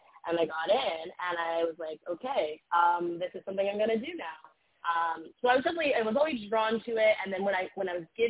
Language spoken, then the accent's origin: English; Midwest, United States; now in New York City, United States; I'm from the Midwest, and, you know, there's a very, you know, standard way of life where I'm from